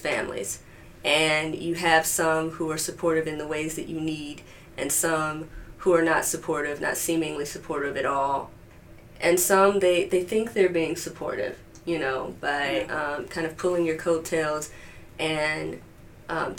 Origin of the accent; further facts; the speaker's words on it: Chicago, Illinois, United States; I grew up just enshrined in Blackness. I mean, it doesn't get much Blacker on the south side of Chicago